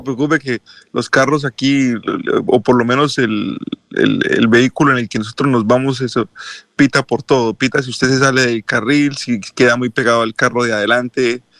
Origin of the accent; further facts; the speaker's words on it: Colombia; now in United States; como buenos colombianos